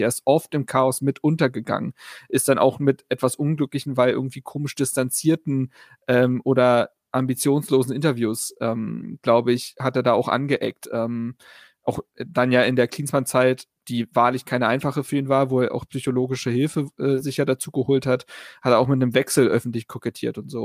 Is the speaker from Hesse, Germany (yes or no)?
no; Berlin, Germany; Ich bin ja auf der Schulfarm Insel Schafberg zur Schule gegangen. Ähm, wird manchen Leuten was sagen in Berlin-Reinickendorf